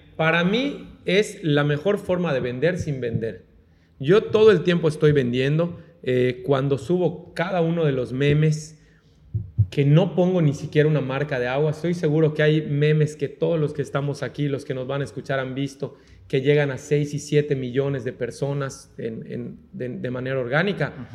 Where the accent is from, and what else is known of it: Mexico